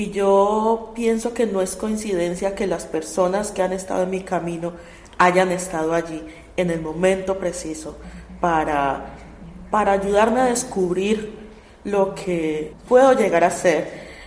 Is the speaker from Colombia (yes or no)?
yes; Colombia; no solamente porque somos colombianos y porque la música es maravillosa